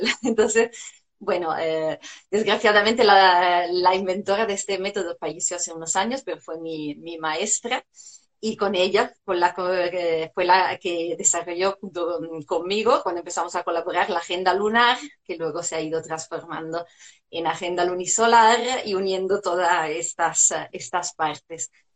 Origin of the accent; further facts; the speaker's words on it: Italy; Spanish is a second language; moved away as an adult; now in Spain; hace unos años llegué a España, soy italiana